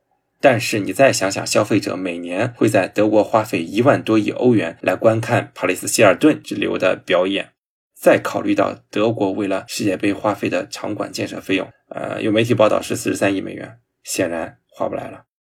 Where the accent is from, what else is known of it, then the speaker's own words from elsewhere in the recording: Jinan, Shandong, China; 我家乡泰山队，济南一个省体一个奥体啊